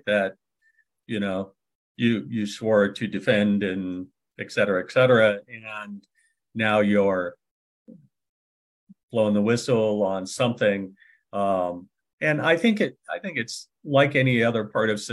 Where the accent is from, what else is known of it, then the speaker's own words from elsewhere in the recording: California, United States; also born or lived in San Francisco Bay Area; I'm also from California. I was born in California